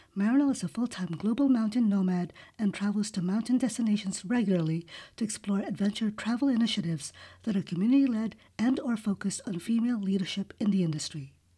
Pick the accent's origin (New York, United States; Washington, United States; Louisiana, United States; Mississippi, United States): New York, United States; first language English; also born or lived in Manila, Philippines; I was born in manila actually but i grew up pretty much in New York